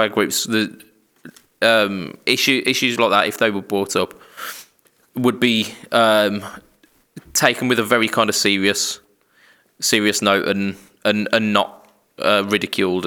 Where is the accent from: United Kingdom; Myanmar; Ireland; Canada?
United Kingdom; us British people, we as a nation